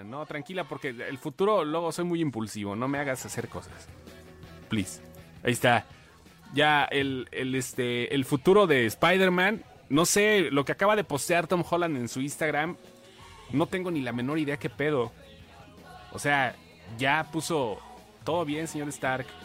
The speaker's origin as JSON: {"language": "Spanish", "region": "Veracruz", "country": "Mexico", "said": "soy de Veracruz."}